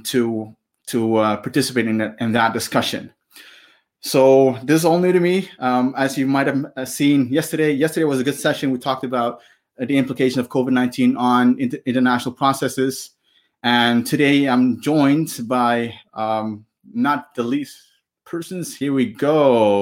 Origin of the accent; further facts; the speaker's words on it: Maluku, Indonesia; I'm from Maluku